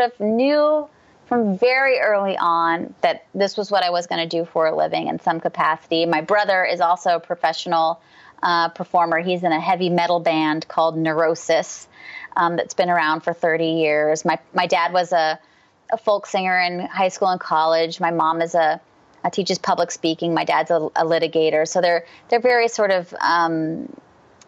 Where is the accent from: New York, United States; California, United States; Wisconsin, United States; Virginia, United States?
California, United States; San Jose; moved away; I grew up in San Jose, California. So I'm a California native